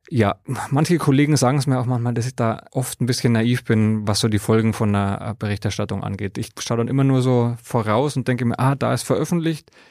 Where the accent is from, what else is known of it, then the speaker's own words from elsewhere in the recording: Bavaria, Germany; Ich bin in Bayern aufgewachsen